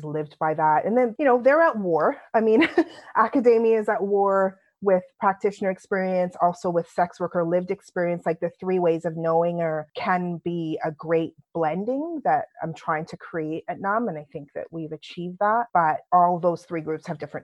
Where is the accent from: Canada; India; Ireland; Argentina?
Canada; accent: London accent by way of Canada; moved away as an adult; also born or lived in London, United Kingdom; now in United Kingdom; I was born in London, my lovely London accent by way of Canada. But so my dad was part of Windrush. So he came to this country invited as a police officer, then went into the military and then decided, hey, we're going to Canada. So we left.